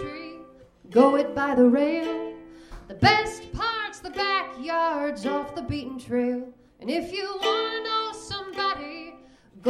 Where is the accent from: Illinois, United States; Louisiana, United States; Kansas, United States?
Illinois, United States; Rockford; Bought a building in my hometown of Rockford, Illinois